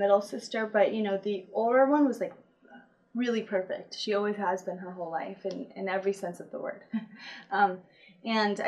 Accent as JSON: {"language": "English", "town": "Apple Valley", "region": "California", "country": "United States", "tie": "born or raised there", "also_born_or_lived": "Wrightwood, California", "said": "I was born in California in Apple Valley. And I lived with my mom, my dad, and two older sisters in like Wrightwood for the first 7 years of my life"}